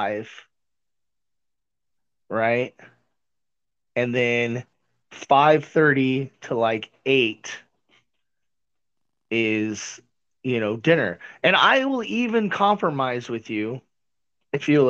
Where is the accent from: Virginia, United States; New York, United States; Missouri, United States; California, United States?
Missouri, United States; I was born in Missouri